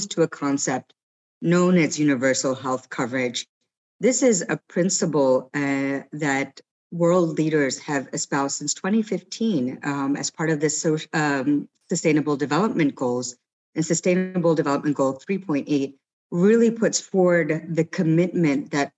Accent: United States; now in Singapore; I am from the US

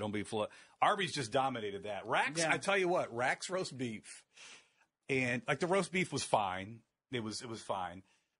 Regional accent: Akron, Ohio, United States; I'm from Akron originally.

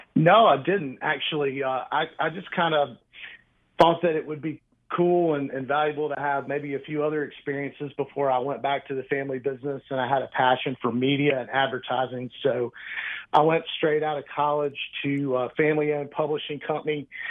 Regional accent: Mobile, Alabama, United States; moved away as an adult; now in Birmingham, United States; I was born and raised in Mobile, uh, you know, down right on the central Gulf Coast

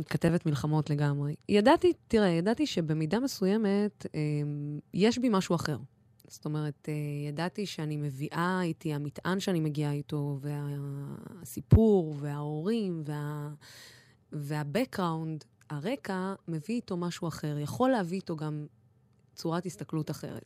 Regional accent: Dimona, Southern District, Israel; אני בחורה ערבייה שגדלה בדימונה ואין לה מבטא

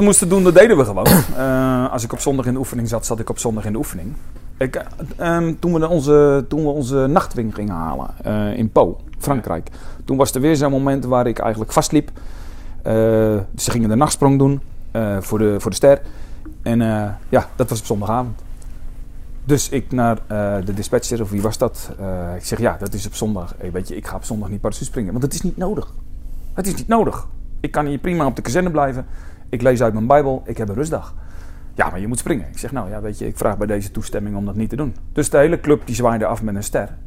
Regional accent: Alblasserdam, South Holland, Netherlands; ik kwam uit Alblasserdam

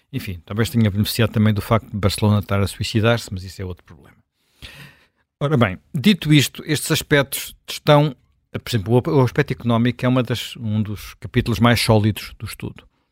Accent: Lisbon, Portugal; sou lisboeta

